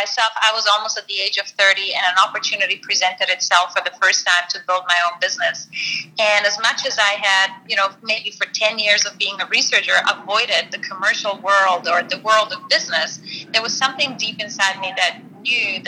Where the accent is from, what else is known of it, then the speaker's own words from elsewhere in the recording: Slovenia; moved away as an adult; now in Australia; I'm from Slovenia and I came to Australia 14 years ago